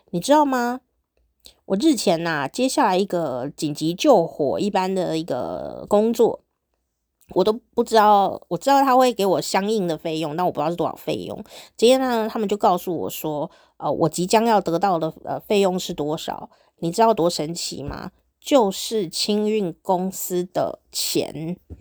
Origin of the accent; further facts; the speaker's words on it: Taichung, Taiwan; now in Taipei, Taiwan; 以前我小时候住在中部嘛，台中啊